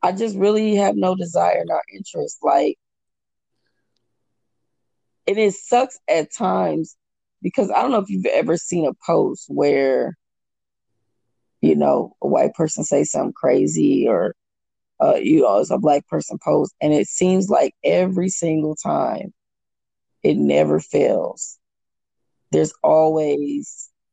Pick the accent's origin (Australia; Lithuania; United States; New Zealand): United States; Omaha, Nebraska; now in Houston, United States; I'm originally from Omaha. And so that's where my whole family is. I live here in Houston.